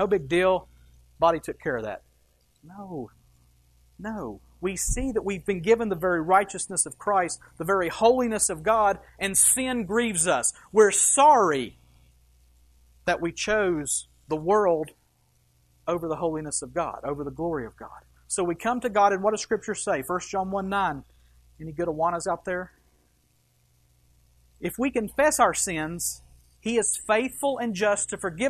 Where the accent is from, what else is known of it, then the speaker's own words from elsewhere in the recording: United States; as Americans. I love this country